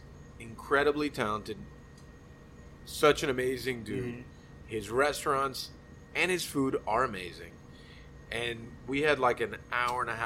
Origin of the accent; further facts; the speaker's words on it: Miami, Florida, United States; I grew up in Little Havana.